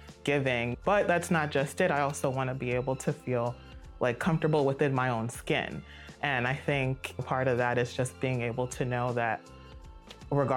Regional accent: Silver Spring, Maryland, United States; I grew up in Montgomery County, Silver Spring, so it's very diverse

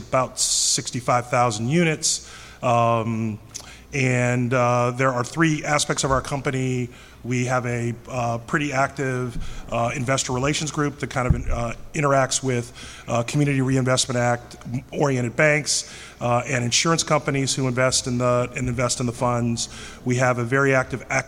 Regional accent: Cleveland, Ohio, United States; moved away as an adult; now in New York, United States; I'm from Cleveland

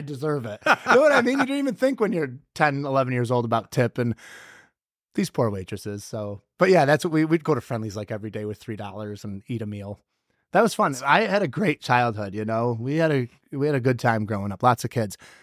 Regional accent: Whitesboro, New York, United States; I'm from Whitesboro. I grew up about, oh, it's a twelve-minute ride probably from here.

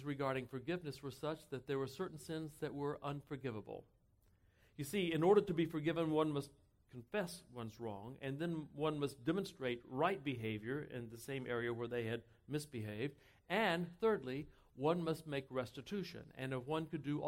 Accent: Texas, United States; I grew up in Texas

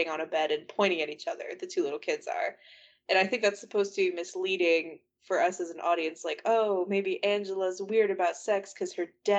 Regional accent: United States; I'm an American

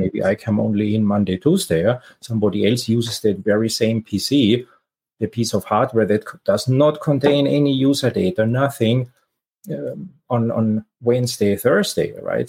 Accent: Austria; moved away as an adult; now in San Francisco Bay Area, United States; I'm originally from Austria, but have been living in the San Francisco Bay Area for for quite a while

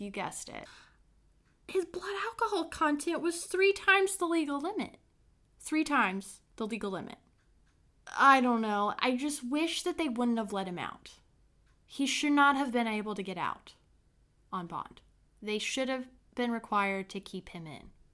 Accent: Brown County, Indiana, United States; from my small hometown, Brown County in Indiana

